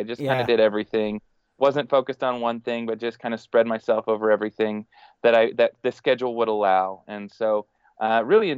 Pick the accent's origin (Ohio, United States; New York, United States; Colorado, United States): Colorado, United States; Denver; moved away as an adult; also born or lived in Texas / Hong Kong; now in Fort Worth, United States; I grew up in Denver, Colorado. And was through high school, was in Colorado